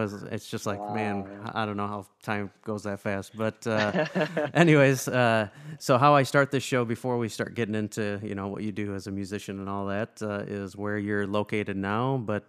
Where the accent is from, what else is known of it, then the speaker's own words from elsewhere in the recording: Rockford, Illinois, United States; know that I'm from Rockford, but if you've never seen this, so both Lou and I are from Rockford. I'm still living in Rockford, Illinois